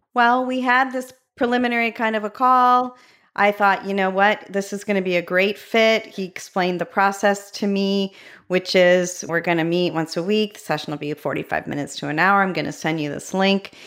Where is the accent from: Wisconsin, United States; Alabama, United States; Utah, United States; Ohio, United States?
Ohio, United States; Medina; my hometown, Medina, Ohio